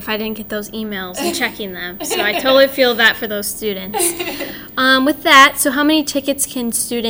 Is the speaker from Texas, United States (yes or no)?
no; Mendota, Illinois, United States; I am an alum from Mendota High School, so I graduated in 2020 and transferred here.